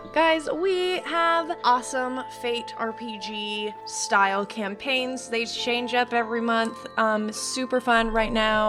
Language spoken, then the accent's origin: English; Boise, Idaho, United States; I'm from Boise. I was born and raised in Boise, moving about here and there, but mostly grew up for the most part in Boise.